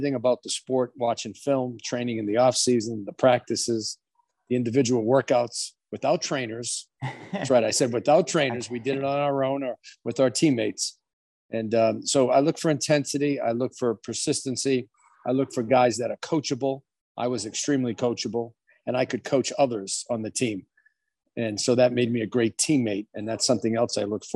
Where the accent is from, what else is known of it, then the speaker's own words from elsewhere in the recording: Boston, Massachusetts, United States; I grew up in Boston in the inner city called East Boston.